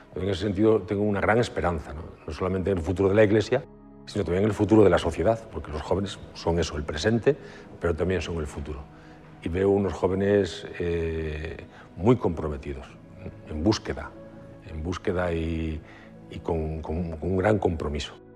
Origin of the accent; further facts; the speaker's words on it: Galicia, Spain; moved away as an adult; also born or lived in Lugo; now in Madrid, Spain; soy gallego y los gallegos somos muy trabajadores